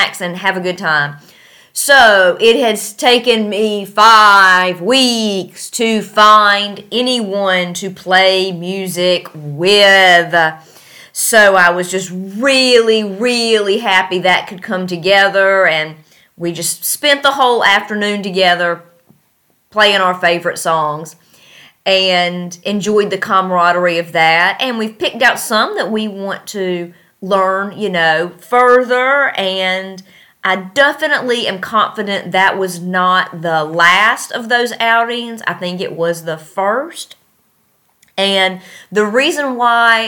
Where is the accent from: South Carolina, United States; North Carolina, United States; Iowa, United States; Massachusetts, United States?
North Carolina, United States; moved away as an adult; now in Tashkent, Uzbekistan; I'm from North Carolina